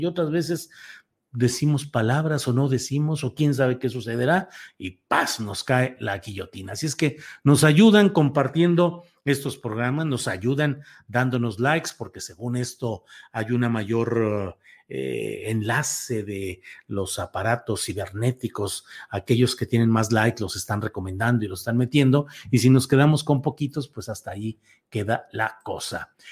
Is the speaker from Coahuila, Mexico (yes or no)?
yes; Torreón, Coahuila, Mexico; moved away; also born or lived in San Luis Potosí; San Luis Potosí mi tierra adoptiva, porque mi tierra natal es Coahuila, Torreón, Coahuila